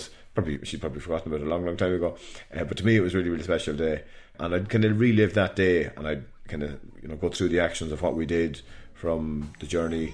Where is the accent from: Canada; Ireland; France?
Ireland; In Ireland we say Giagwich